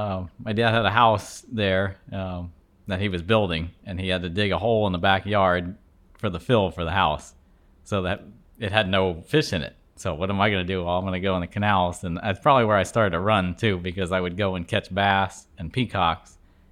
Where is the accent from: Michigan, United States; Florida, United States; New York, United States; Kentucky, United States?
Florida, United States; Miami; You know, I grew up fishing in Miami canals and here.